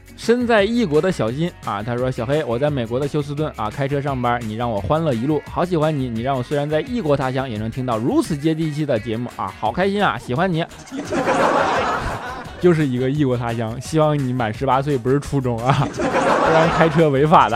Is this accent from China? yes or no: yes; China; 我们中国人